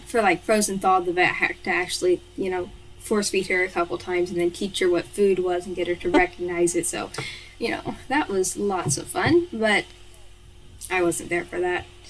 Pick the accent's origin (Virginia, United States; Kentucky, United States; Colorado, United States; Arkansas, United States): Kentucky, United States; I'm from Kentucky, which is in the United States of America.